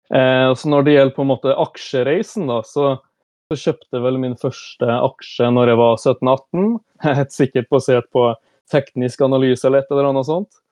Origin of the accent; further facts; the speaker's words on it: Brønnøysund, Nordland, Norway; moved away as an adult; also born or lived in Stockholm, Sweden; now in Oslo, Norway; jeg kommer fra Brønnøysund, selv om jeg hadde mine første åtte år i Stockholm